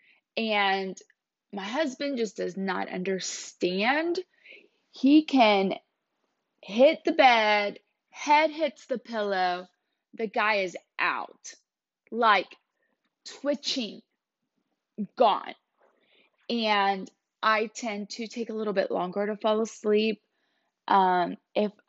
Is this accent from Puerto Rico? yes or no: yes; Puerto Rico; moved away; I was born in Puerto Rico, so I lived there for a long time.